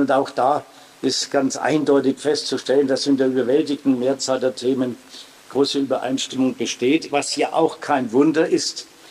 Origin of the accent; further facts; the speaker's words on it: Hersbruck, Bavaria, Germany; Ich bin in Herzbruck aufgewachsen, neben einem katholischen Orden.